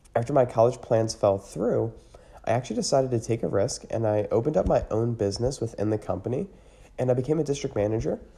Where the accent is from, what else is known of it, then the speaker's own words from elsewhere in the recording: Newmanstown, Pennsylvania, United States; now in Hamburg, United States; I was actually born and raised in Newmanstown, Pennsylvania